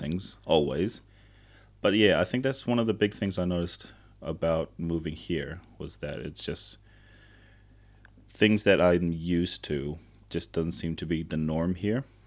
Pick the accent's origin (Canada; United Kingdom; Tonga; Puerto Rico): Tonga; now in New Zealand; I grew up in Tonga, I remember quite vividly spending lots and lots of time with family